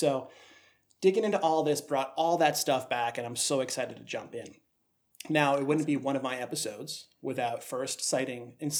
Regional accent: New England, United States; we're both from New England. I grew up eating lobster as a kid, shellfish, that whole thing.

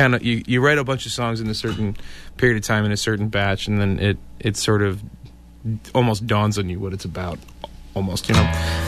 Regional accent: Poughkeepsie, New York, United States; moved away; I am not originally from this area. I am from Poughkeepsie, New York, originally.

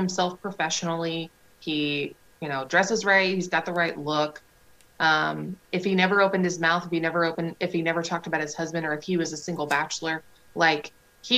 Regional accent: Indiana, United States; I'm from Indiana

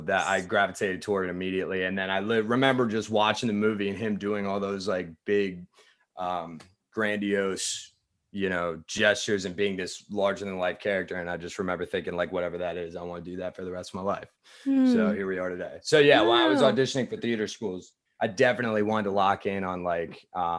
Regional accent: Virginia, United States; Okay, I grew up in Loudoun County, Virginia. So like right in the north. Cool. So yeah, so I'm from Northern Virginia.

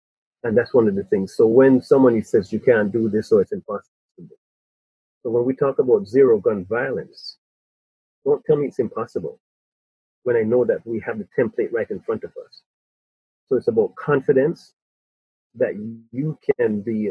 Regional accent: Spanish Town, Jamaica; also born or lived in England; now in Toronto, Canada; When I grew up in Spanish Town in Jamaica, I had 10 mothers and 10 fathers

